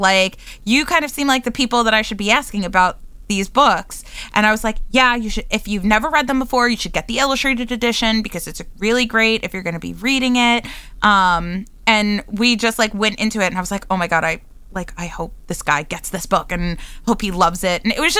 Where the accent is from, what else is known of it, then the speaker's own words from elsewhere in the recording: New York, United States; accent: New Yorker; I like still sound like a New Yorker.